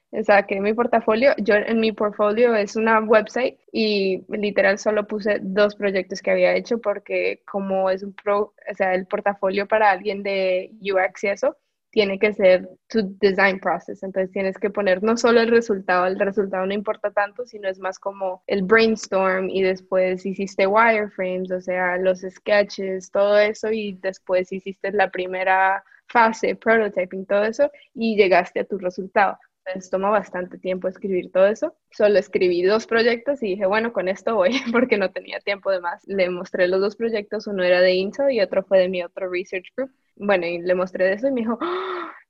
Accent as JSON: {"language": "Spanish", "country": "Colombia", "moved": "yes"}